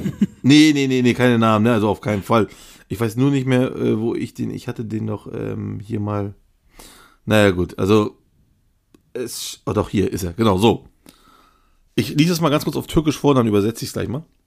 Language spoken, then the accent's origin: German; Turkey; bei uns in der Türkei